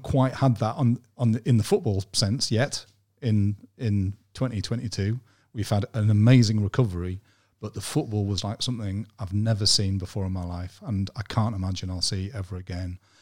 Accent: Durham, North East England, United Kingdom; also born or lived in Hull / Newcastle; I'm from Durham, I'm a Durham lad, so I'd always, always lived, lived around Durham

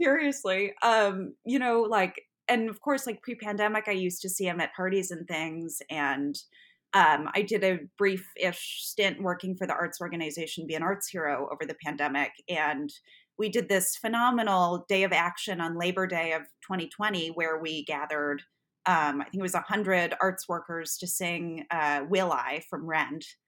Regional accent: Buffalo, New York, United States; moved away; I grew up in Buffalo, New York, which is about a six-hour drive from the city

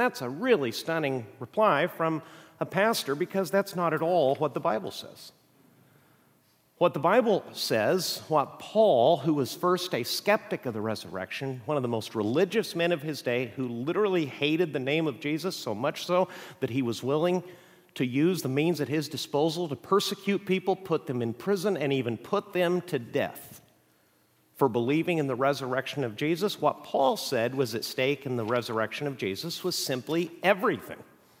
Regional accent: Mexico; I grew up in Mexico. My parents are missionaries.

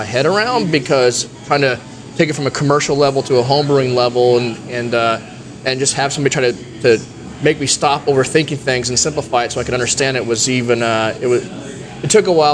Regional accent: Oregon, United States; moved away as an adult; also born or lived in Tucson, Arizona; I was from Oregon.

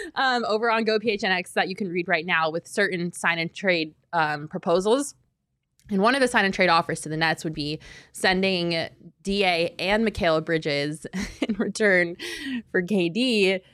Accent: Denver, Colorado, United States; now in Arizona, United States; I grew up in Denver

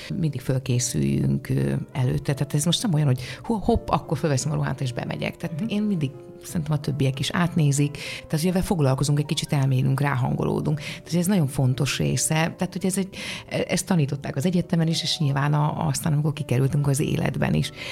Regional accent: Hódmezővásárhely, Csongrád-Csanád, Hungary; moved away; a szülővárosom díját, ahol ez a hódmezővásárhely

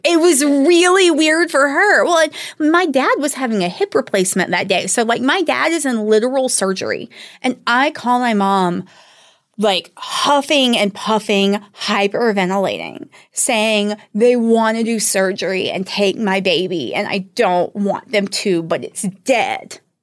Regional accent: the Bible Belt, the South, United States; growing up in the Bible Belt, I was not raised in a particularly religious family

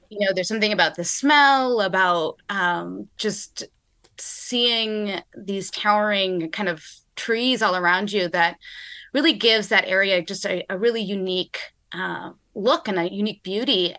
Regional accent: Nevada County, California, United States; moved away; I grew up in Nevada County, which is in the foothills of the Sierra Nevada Mountains

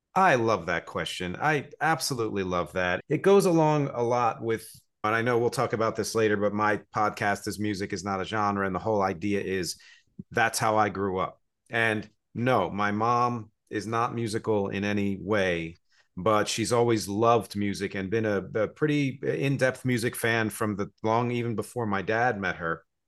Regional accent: New Jersey, United States; also born or lived in Philadelphia; now in New York City, United States; I was born in Philadelphia, grew up in New Jersey, live here in New York City

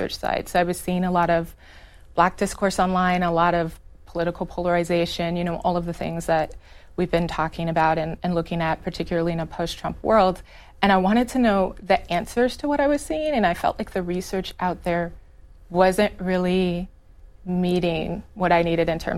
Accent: Chicago, Illinois, United States; I grew up in Illinois. I'm from Chicago. My family is like multi-generational Chicagoans

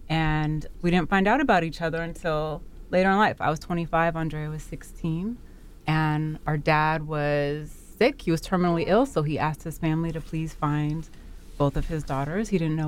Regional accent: Monterey, California, United States; also born or lived in Los Angeles; And I grew up the coast in Monterey, in California.

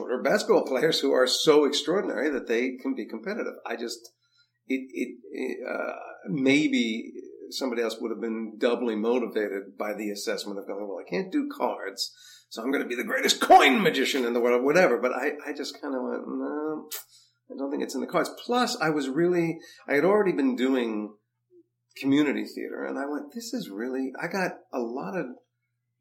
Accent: New Jersey, United States; I grew up in Jersey

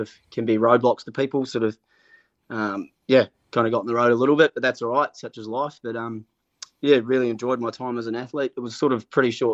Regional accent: Auckland, New Zealand; I grew up in Murray's Bay and went to Rangitoto High School

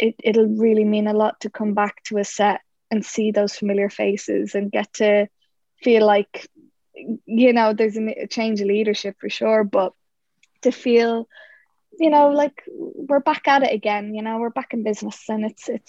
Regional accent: Ireland; we're Irish.

